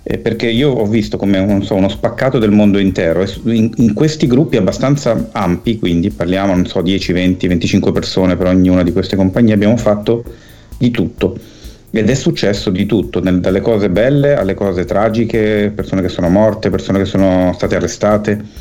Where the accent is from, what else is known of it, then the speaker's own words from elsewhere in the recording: Milan, Lombardy, Italy; Io sono nato nel 70 e sono cresciuto a Milano in un eh, quartiere eh, che all'epoca era periferico, adesso è quasi in centro perché la città è cresciuta a dismisura